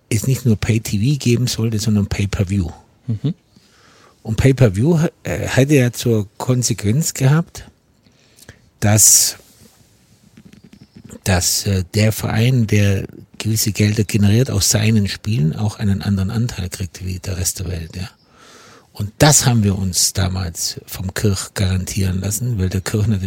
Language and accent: German; Ulm, Baden-Württemberg, Germany; ich komme Kicker, aus Ulm